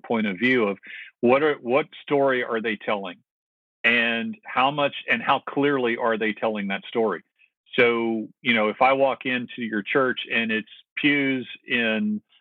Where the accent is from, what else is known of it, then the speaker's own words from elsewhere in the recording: the South, United States; I grew up in the South